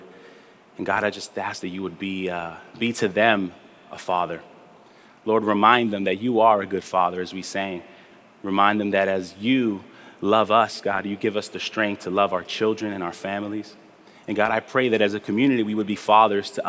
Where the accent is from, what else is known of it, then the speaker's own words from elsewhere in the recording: New York City, New York, United States; also born or lived in Spanish Harlem, Manhattan / Bay Ridge, Brooklyn / Sunset Park, Brooklyn; I was raised in Flatbush